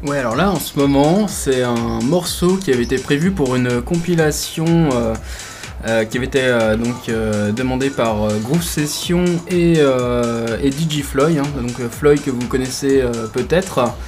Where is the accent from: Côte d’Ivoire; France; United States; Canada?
France; Rennes, Brittany; moved away; je, suis originaire de Rennes